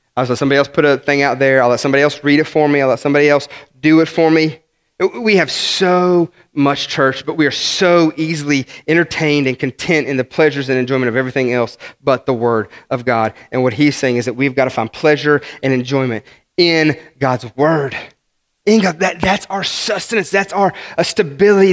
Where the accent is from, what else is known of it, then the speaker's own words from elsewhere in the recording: West Virginia, United States; I'm some hick from West Virginia